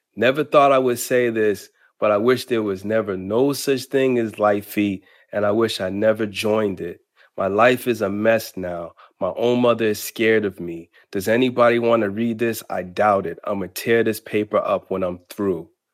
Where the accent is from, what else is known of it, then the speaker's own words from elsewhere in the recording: Boston, Massachusetts, United States; moved away; also born or lived in Harlem, New York; when I was growing up in Roxbury and Boston, and when I lived in Harlem